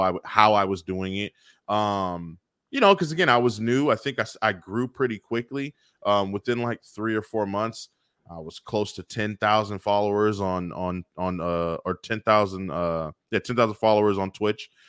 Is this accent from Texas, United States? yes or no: no; Bay Area, California, United States; growing up in the Bay Area